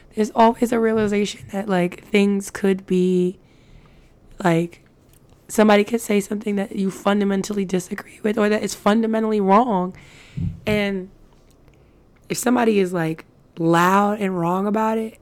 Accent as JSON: {"language": "English", "region": "New York", "country": "United States", "said": "we are of New York. Like, we're from New York."}